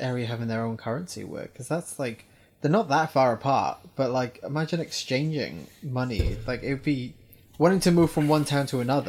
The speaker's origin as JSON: {"language": "English", "region": "Wales", "country": "United Kingdom", "said": "I'm Welsh, when I roll my R's I do it like"}